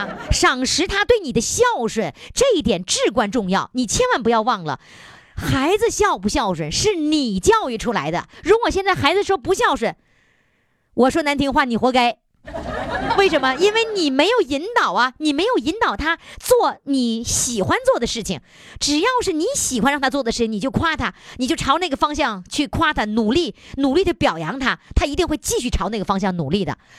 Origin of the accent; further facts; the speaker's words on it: China; 我们中国人是这样，太内敛。